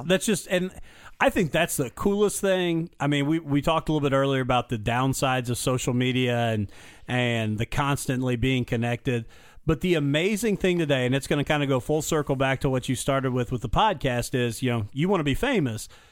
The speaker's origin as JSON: {"language": "English", "region": "Illinois", "country": "United States", "tie": "born or raised there", "moved": "yes", "said": "I was born in Illinois and grew up there for a while"}